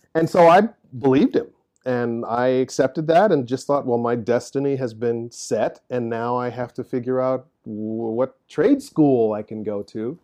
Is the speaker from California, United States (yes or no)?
no; Chicago, Illinois, United States; moved away; I grew up on South Side of Chicago, working class